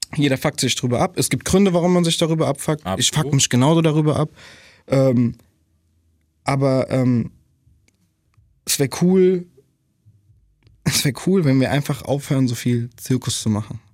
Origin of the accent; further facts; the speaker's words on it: Germany; in der Nordi aufgewachsen zu sein